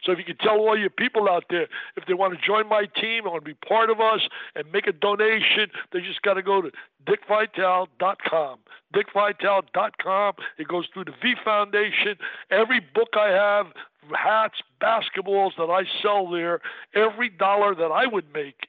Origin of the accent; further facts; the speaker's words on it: New Jersey, United States; growing up in Jersey